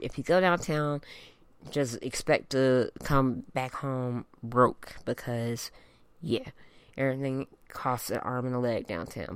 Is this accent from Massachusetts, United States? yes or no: no; Denver, Colorado, United States; also born or lived in Utah / Illinois / Georgia; I was born and raised here in the Mile High City.